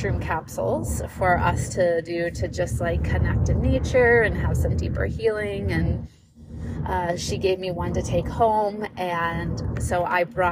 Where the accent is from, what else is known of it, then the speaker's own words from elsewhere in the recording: St. Louis, Missouri, United States; also born or lived in Hawaii; growing up in St. Louis